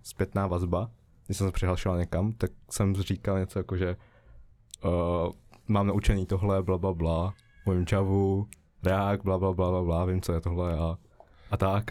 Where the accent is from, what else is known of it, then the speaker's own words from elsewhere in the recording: Žatec, Ústí nad Labem Region, Czechia; now in Prague, Czechia; jsem ze Žace, uh, studuju SIT tady